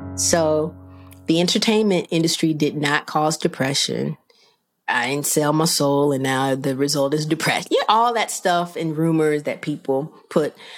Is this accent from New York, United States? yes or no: no; Rockford, Illinois, United States; my hometown of Rockford, Illinois